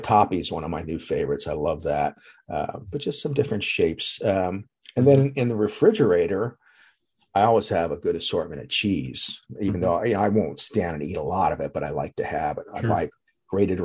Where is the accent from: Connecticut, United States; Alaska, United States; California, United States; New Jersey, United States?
New Jersey, United States; Atlantic City; I grew up in Atlantic City